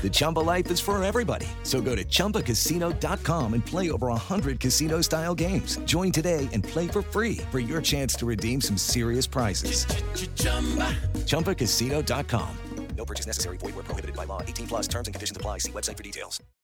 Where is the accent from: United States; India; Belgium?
United States; I'm an American, and my mindset is very rooted in the American experience